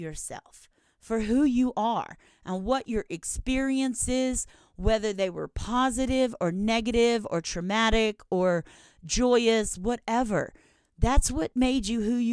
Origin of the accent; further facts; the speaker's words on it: Louisiana, United States; I'm from Louisiana